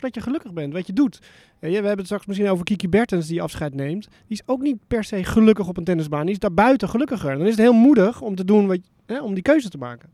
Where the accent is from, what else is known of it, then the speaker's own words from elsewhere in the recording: Netherlands; ik ben in Nederland opgevoed